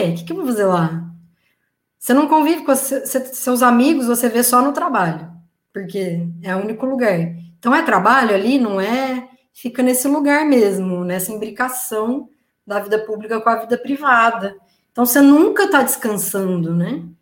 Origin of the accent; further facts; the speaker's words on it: Tatuí, São Paulo, Brazil; now in Rio de Janeiro, Brazil; eu vim de Tatuí para o Rio, é, eu toquei numa banda de salsa que a gente ensaiava todo domingo